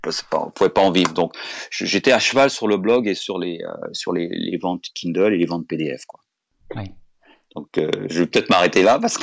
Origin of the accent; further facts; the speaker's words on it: France; moved away as an adult; also born or lived in United States; Je suis français et très fier d'être français